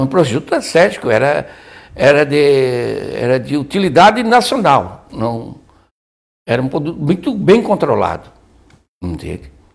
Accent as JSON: {"language": "Portuguese", "town": "Imbituba", "region": "Santa Catarina", "country": "Brazil", "tie": "born or raised there", "said": "Nascemos em Bituba, que era distrito de Laguna"}